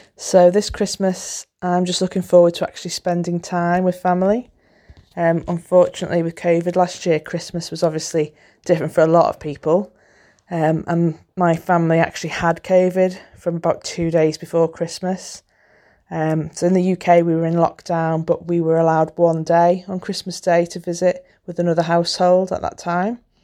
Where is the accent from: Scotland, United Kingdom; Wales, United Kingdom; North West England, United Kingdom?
North West England, United Kingdom; the Wirral; I'm from the Wirral, which is a peninsula near Liverpool in northwest England.